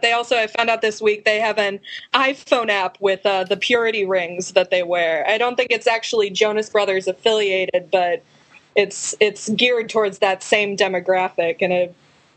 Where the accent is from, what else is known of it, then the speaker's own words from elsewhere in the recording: Chicago, Illinois, United States; moved away as an adult; now in Columbia, United States; I'm originally from the Chicago area, but I spend a good portion of the year in Columbia, Missouri, where I'm finishing my last year at the University of Missouri.